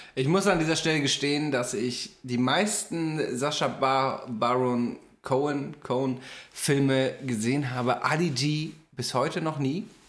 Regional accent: Hamburg, Germany; Weiß ich als Hamburger

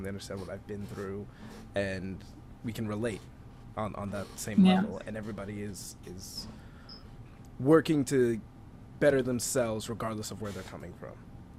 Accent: New York City, New York, United States; Growing up on Staten Island, the population is predominantly like Catholic Italian.

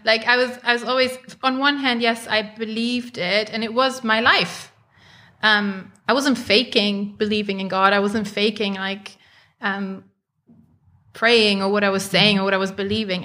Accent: Germany; I grew up in Germany

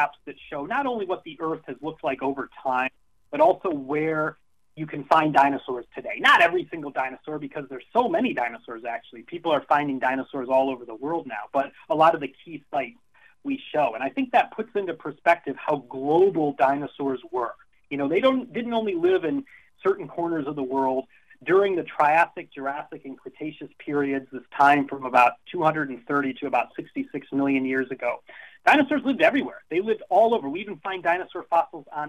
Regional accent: Illinois, United States; I grew up in Illinois

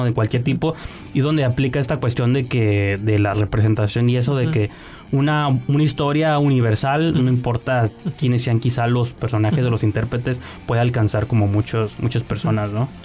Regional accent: Mexico; como, mexicanos

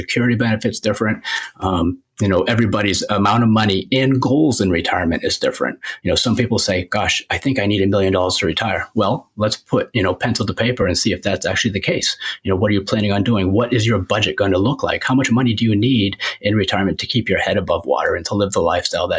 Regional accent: Biddeford, Maine, United States; also born or lived in New Hampshire / Scarborough, Maine; I grew up in Biddeford, went to school in New Hampshire, went to college in New Hampshire, and now I live in Scarborough

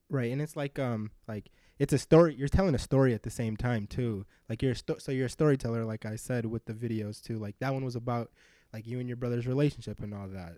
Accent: Minneapolis, Minnesota, United States; we grew up on a lake.

